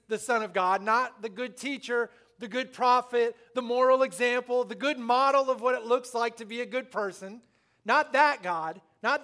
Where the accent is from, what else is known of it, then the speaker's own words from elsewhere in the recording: Littleton, Illinois, United States; moved away; I was born in Littleton, Illinois, population 200 till we left, 196